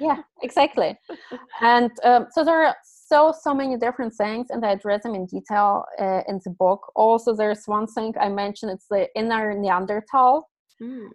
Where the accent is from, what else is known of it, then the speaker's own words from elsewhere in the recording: Germany; moved away; I grew up in Germany